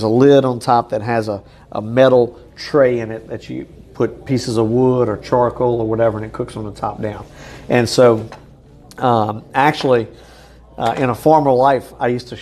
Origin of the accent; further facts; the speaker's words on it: New Orleans, Louisiana, United States; I was born in New Orleans